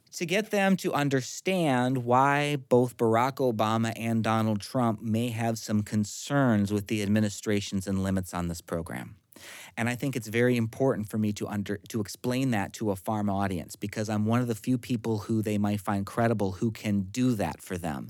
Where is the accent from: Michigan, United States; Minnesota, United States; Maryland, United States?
Minnesota, United States; central; My hometown at the time had about four hundred and forty people